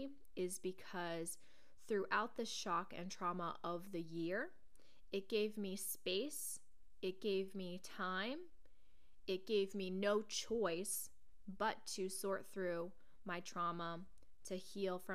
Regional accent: Portland, United States; moved away as an adult; now in New York, United States; growing up in Portland, I had many, many lifelong friends who knew me inside and out

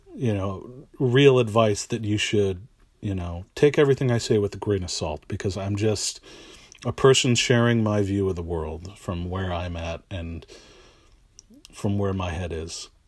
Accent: East Bay, San Francisco Bay Area, California, United States; also born or lived in San Jose, California; I am from the San Francisco Bay Area, Uh, I was born and raised here in the East Bay.

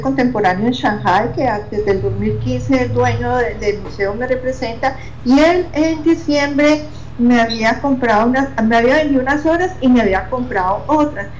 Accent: Pereira, Risaralda, Colombia; en la ciudad mía donde yo nací, en Colombia, en Pereira

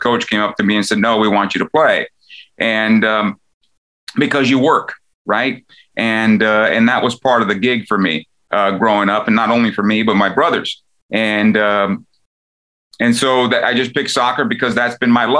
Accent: San Diego, California, United States; my hometown of San Diego

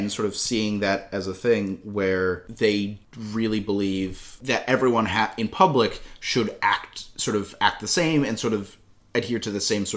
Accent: United States; every French person I asked who realized I was American

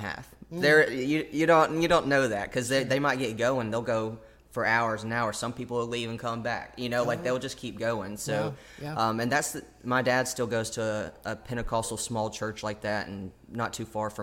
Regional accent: the South, United States; born and raised in the South, the Bible Belt, if you will

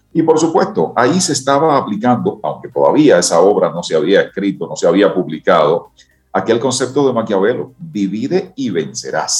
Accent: Dominican Republic; que somos los dominicanos

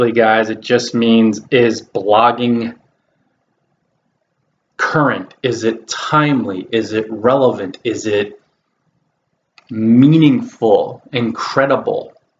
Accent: New Jersey, United States; in this location in New Jersey, my home state

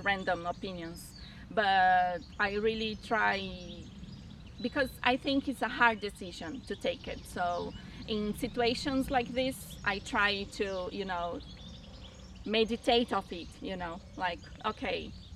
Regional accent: Argentina; now in Brazil; I'm actually from Argentina, but I live in Brazil.

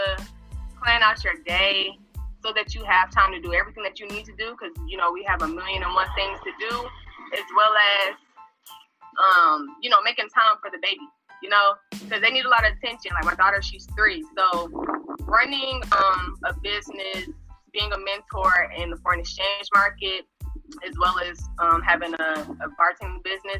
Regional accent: Atlanta, Georgia, United States; I'm from Atlanta, Georgia

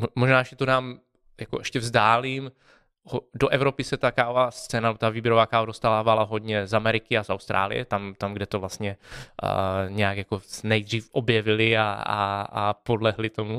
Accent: Czechia; jsme z Česka

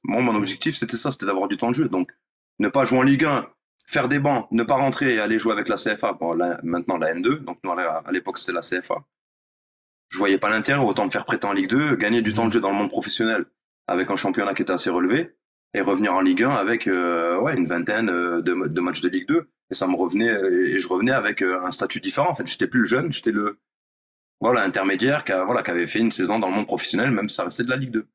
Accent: Nice, Provence-Alpes-Côte d'Azur, France; moved away as an adult; j'ai fait du foot pour suivre les copains à la base euh, du collège ou de l'école primaire. J'étais à Nice

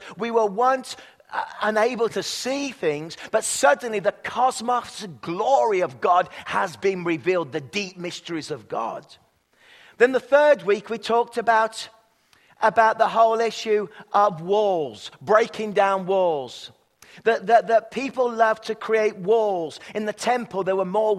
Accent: England, United Kingdom; now in Canada; I'm from England

